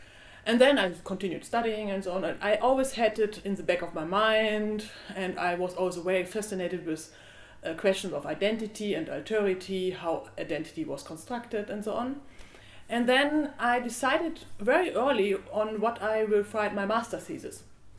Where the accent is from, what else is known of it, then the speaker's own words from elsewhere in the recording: Germany; also born or lived in Austria; now in Vienna, Austria; I'm German and I came to Germany. I came from Germany to Austria.